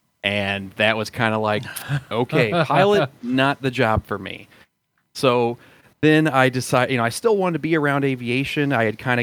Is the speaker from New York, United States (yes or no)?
no; St. Louis, Missouri, United States; I grew up in St. Louis